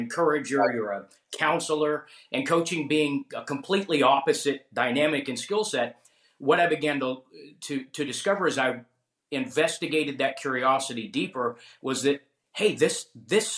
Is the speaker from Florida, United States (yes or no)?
yes; Tampa, Florida, United States; also born or lived in Atlanta, Georgia; I was born in Atlanta in the early 1970s. My family got relocated here for my dad's job. So I'm almost, but not quite, a native Floridian